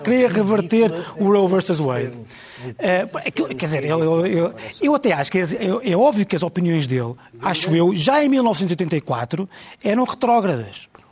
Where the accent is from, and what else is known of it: Portugal